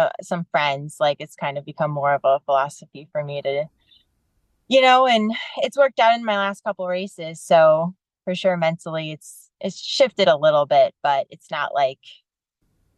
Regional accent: Michigan, United States; I'm from Michigan

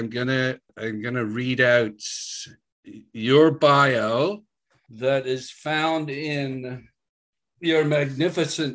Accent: Canada; we're both Canadian

